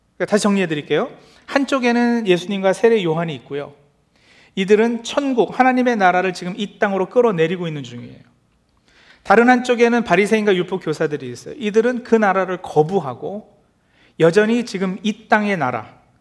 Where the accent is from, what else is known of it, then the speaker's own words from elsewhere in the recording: South Korea; moved away; 특히 한국에서 어렸을 때의 추억을